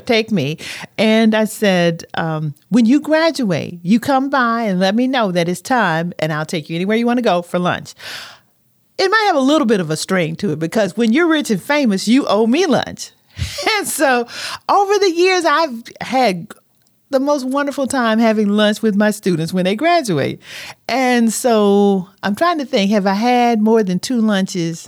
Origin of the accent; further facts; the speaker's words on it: Haywood County, Tennessee, United States; growing up in Haywood County